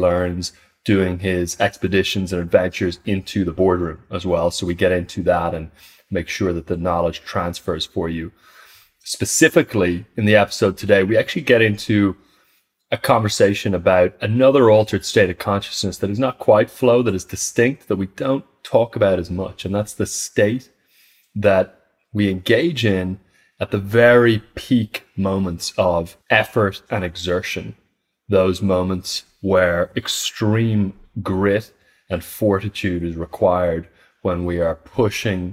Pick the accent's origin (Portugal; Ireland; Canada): Ireland; west of Ireland; you're Irish, I'm Irish, and we're actually from the same little kind of tip of Ireland as well on the west there